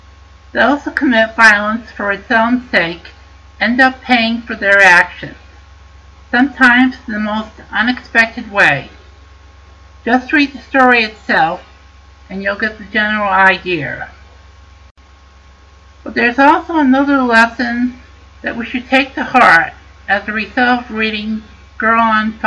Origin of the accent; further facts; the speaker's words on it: Connecticut, United States; my home state of Connecticut